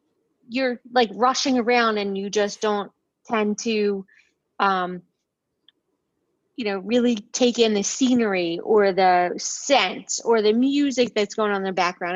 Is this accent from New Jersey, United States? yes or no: yes; Mount Laurel, New Jersey, United States; I'm from Mount Laurel, New Jersey. It's about 30 minutes from the Philadelphia airport.